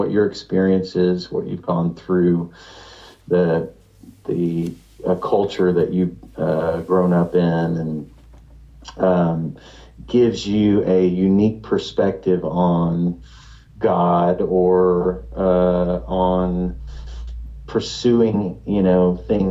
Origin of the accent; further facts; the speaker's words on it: Lake Jackson, Texas, United States; I was raised in Lake Jackson, Texas, a very conservative kind of coastal Texas town